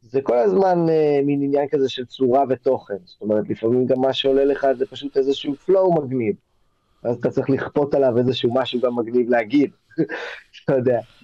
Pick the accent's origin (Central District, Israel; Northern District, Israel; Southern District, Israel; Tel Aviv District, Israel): Tel Aviv District, Israel; Tel Aviv; also born or lived in Los Angeles; אני כתל אביבי, אה, אה, שנולדתי בתל אביב, אז יש גם כל מיני אנשים שהיו איתי מהיסודי עד התיכון